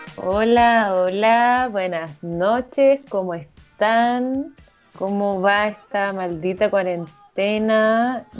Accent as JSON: {"language": "Spanish", "town": "La Serena", "region": "Coquimbo", "country": "Chile", "said": "yo soy de La Serena"}